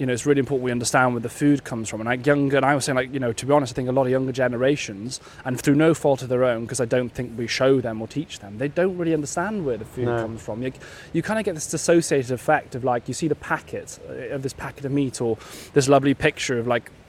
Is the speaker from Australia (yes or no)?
no; West Wales, United Kingdom; I grew up in West Wales.